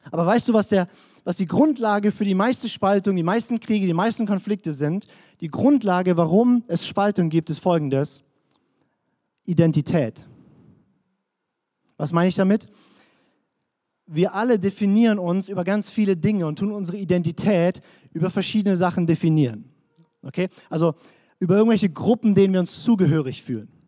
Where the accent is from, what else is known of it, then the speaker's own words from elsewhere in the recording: Baden-Württemberg, Germany; also born or lived in Swabia; Ich bin Deutscher, das ist meine Nationalität. Ich bin hessisch-fränkischer, in Schwaben geborener Badner.